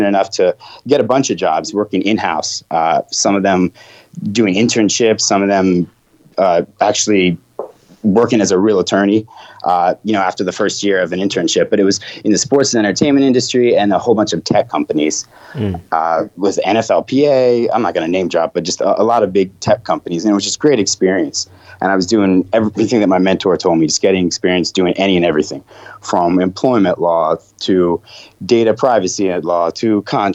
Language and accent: English; Blacksburg, Virginia, United States; also born or lived in New York; I grew up in Blacksburg after New York